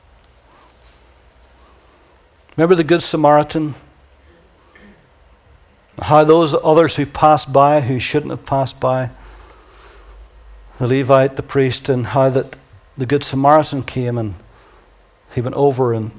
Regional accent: Ireland; accent: Irish; my lovely Irish accent

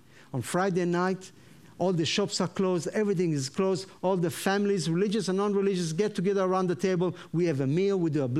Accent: Tel Aviv, Tel Aviv District, Israel; first language Hebrew; English is a second language; moved away as an adult; also born or lived in America; I was born and raised in Jaffa, in a Jewish family, in Jaffa, Tel Aviv.

